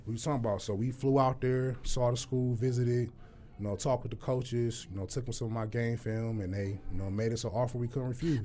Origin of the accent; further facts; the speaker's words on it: Detroit, Michigan, United States; born and raised Detroit